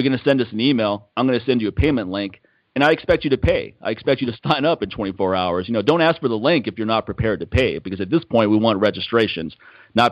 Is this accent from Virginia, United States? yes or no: yes; McLean, Virginia, United States; my hometown, McLean, Virginia